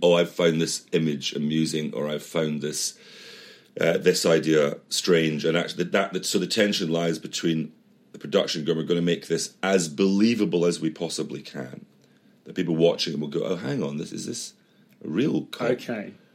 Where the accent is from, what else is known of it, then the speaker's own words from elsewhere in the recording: Edinburgh, Scotland, United Kingdom; moved away; we're from Edinburgh